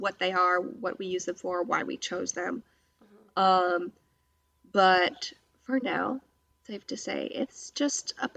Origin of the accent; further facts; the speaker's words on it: Hawaii, United States; moved away; I was born in Hawaii in by the Pacific Ocean.